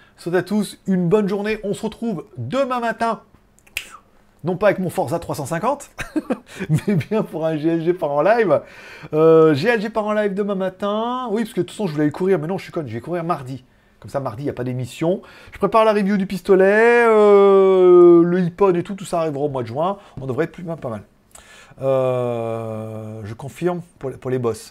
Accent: France; now in China; je viens de France

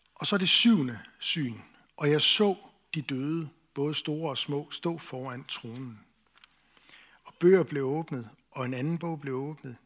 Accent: Esbjerg, Southern Denmark, Denmark; Jeg voksede op i Esbjerg

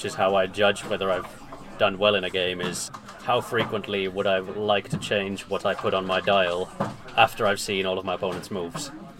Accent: Birmingham, West Midlands, United Kingdom; I'm from Birmingham, UK, who won System Opens on exactly the same day.

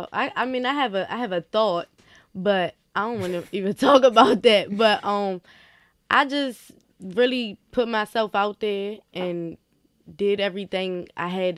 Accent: Washington, D.C., Maryland, United States; I grew up in Maryland. Right. And so, after being in trouble and doing all this and doing all that, I ended up in the city with my mother. I went to Wilson.

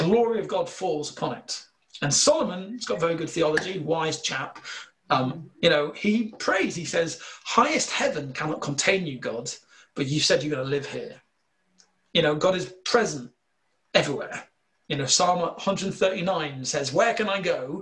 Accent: United Kingdom; accent: slight northern; my slight northern accent

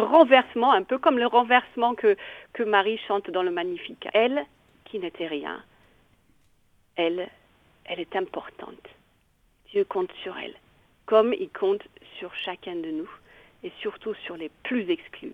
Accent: Bavaria, Germany; accent: Bavarian; French is a second language; moved away as an adult; also born or lived in Italy; now in Nevers, France; Je suis d'origine allemande, d'où le petit accent bavarois

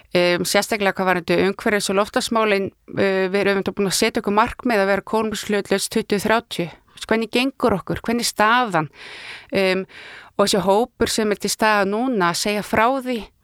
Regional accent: Ísafjörður, Westfjords, Iceland; moved away; ég er náttúrulega frá Ísverði þannig að ég bara mann eftir í, mínar æsku minningar eru ramagslissi

